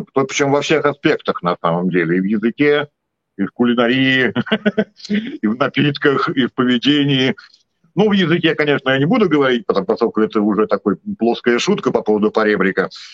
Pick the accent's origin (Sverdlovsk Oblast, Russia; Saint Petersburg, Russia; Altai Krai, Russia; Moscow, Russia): Saint Petersburg, Russia; born or raised there